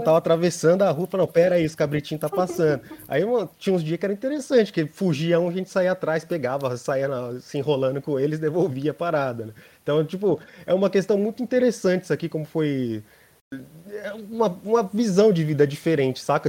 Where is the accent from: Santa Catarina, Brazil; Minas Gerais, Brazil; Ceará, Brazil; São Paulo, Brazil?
São Paulo, Brazil; nasci em, aqui de São Paulo mesmo, da Quebrada, sou da, da ZL.